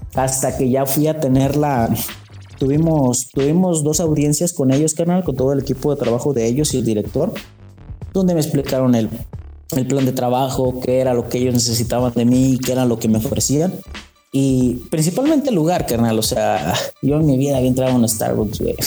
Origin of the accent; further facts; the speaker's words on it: Mexico; fui el único mexicano. Hasta ahora soy el único mexicano dentro de Greens Magazine